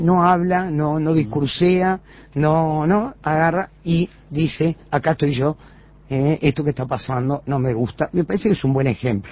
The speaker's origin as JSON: {"language": "Spanish", "country": "Uruguay", "said": "los uruguayos terminamos siempre mirándonos"}